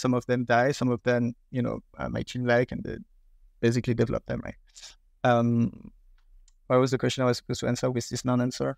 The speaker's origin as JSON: {"language": "English", "country": "France", "accent": "French", "second_language": "English", "said": "I'm British with my French accent"}